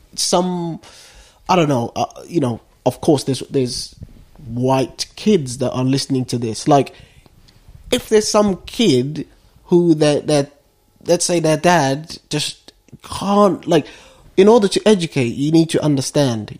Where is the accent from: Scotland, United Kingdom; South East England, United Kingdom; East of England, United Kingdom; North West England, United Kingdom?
East of England, United Kingdom; Westcliff-on-Sea; I grew up in Westcliff.